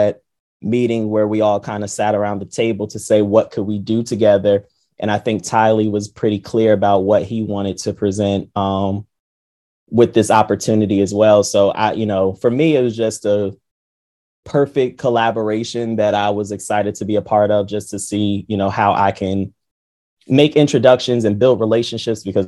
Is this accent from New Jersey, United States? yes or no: yes; New Jersey, United States; I'm born and raised in New Jersey